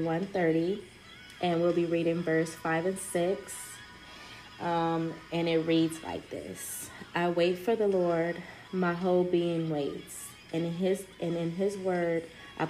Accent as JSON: {"language": "English", "town": "Compton", "region": "California", "country": "United States", "tie": "born or raised there", "also_born_or_lived": "Watts, Los Angeles", "said": "I was born in Compton, raised throughout Compton, Watts, Los Angeles County, just the whole nine."}